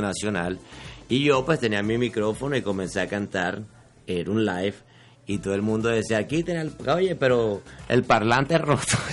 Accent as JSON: {"language": "Spanish", "town": "Barranquilla", "region": "Atlántico", "country": "Colombia", "tie": "born or raised there", "accent": "barranquillero", "moved": "yes", "lives_now": "Miami, United States", "said": "yo soy barranquillero. Nací en Barranquilla, ya tengo mis añitos"}